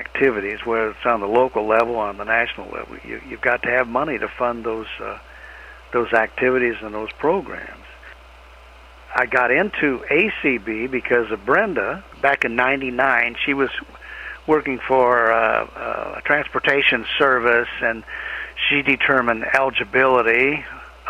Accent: Kalamazoo, Michigan, United States; moved away as an adult; now in Tennessee, United States; I grew up in Kalamazoo, Michigan

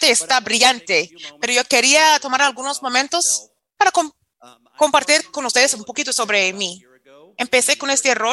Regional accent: Florida, United States; Spanish is a second language; me recuerda, porque crecí en Florida, es, esa parte de Panhandle

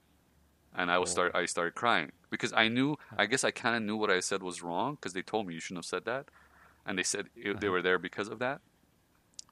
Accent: Iran; moved away; I'm Persian. I come from Iran, so it's a very I want to say religious country

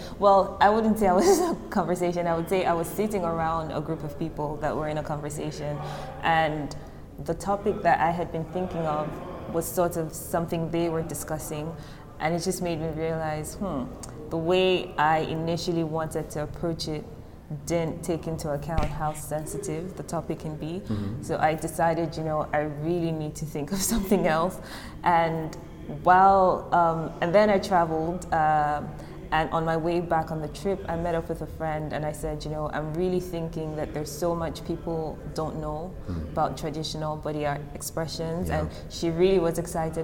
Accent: Nigeria; growing up in Nigeria, traditionally, you have your grandparents living in the hometown somewhere, and then you live in the city

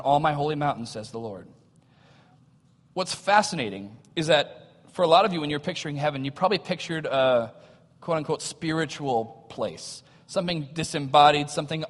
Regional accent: United States; we have as American Christians

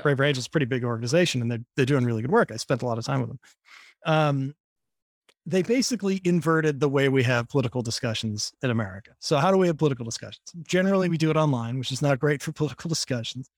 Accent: Boston, Massachusetts, United States; now in New York, United States; I grew up in Boston.

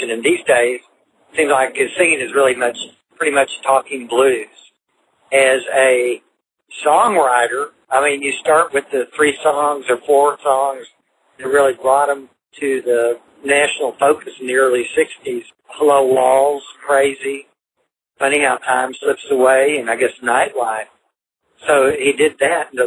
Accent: Fort Worth, Texas, United States; also born or lived in Pennsylvania; I was born in Pennsylvania. I pretty much grew up, spent all my life in Fort Worth, Texas. That's where I grew up. My family moved there when I was two, and I went all the way through public schools there

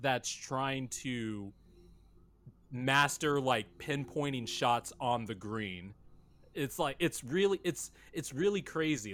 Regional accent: Bakersfield, California, United States; Growing up in Bakersfield, California, that's about an hour and a half away from L A.

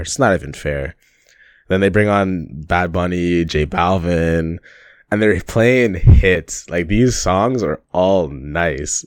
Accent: Toronto, Ontario, Canada; a Canadian man from Toronto, living in Toronto

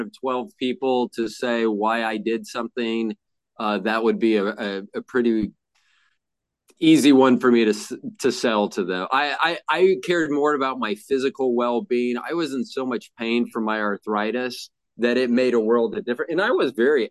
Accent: Kansas City, Missouri, United States; also born or lived in Tampa, Florida; we moved to Kansas City from Florida in 1969

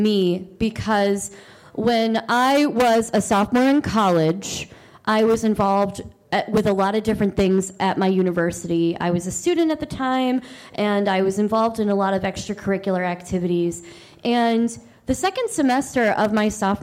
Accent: Maryland, United States; I am from Maryland.

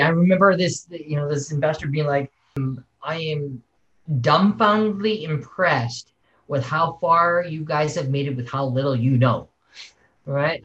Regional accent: Saskatoon, Saskatchewan, Canada; I'm Canadian and, and, and, and very proud of it. I was born in probably the coldest place on earth is Saskatoon, Saskatchewan.

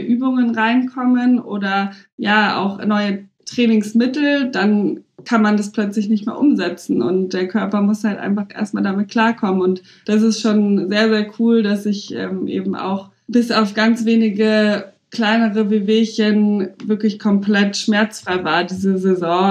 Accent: Munich, Bavaria, Germany; moved away as an adult; now in Berlin, Germany; ich bin ja auch gebürtig aus München und habe einfach noch nie woanders gewohnt

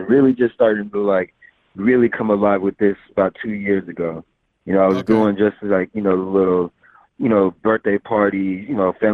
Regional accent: Fort Worth, Texas, United States; also born or lived in Amarillo, Texas; now in Dallas, United States; And then came to Fort Worth, Texas when I was like 5, and then moved to Dallas about 4 or 5 years ago. So I'm a Texas boy, man.

